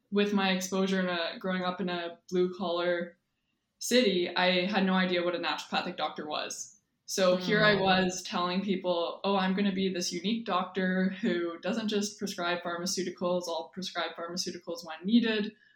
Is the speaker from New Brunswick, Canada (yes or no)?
no; Windsor, Ontario, Canada; I grew up in Windsor, Ontario, southwestern Ontario